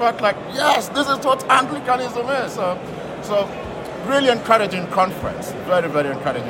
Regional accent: Kenya; now in Netherlands; I live in the Netherlands, but I'm originally from Kenya.

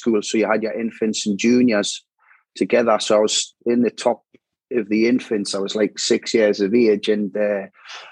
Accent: Newcastle upon Tyne, North East England, United Kingdom; moved away as an adult; also born or lived in Wallsend / London; Initially, I grew up in Walker

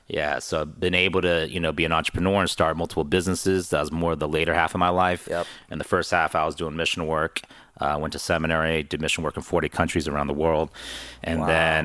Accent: San Jose, California, United States; moved away as an adult; also born or lived in Lubbock, Texas / Hong Kong; now in Los Angeles, United States; I grew up in San Jose

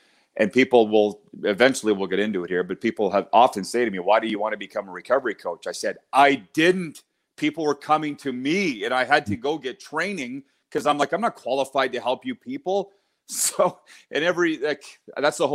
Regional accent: Milestone, Saskatchewan, Canada; moved away; I was raised on a farm near Milestone, Saskatchewan.

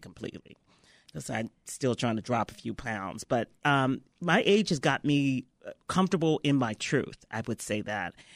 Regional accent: Memphis, Tennessee, United States; moved away; I was raised in Memphis, Tennessee

